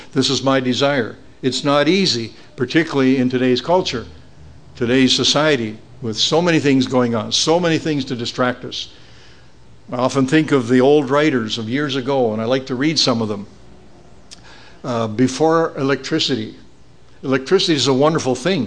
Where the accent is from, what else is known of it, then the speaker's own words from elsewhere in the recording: Beamsville, Ontario, Canada; my hometown of Beamsville